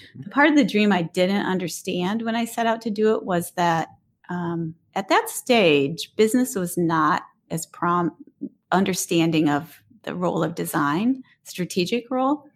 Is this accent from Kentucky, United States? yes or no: no; Detroit, Michigan, United States; I grew up in the city of Detroit